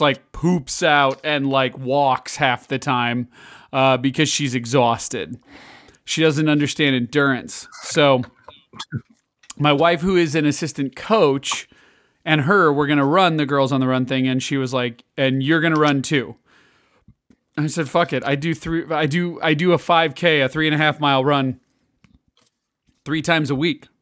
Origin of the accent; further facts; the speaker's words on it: Illinois, United States; moved away; I grew up in Illinois, which is very different than, uh, Kansas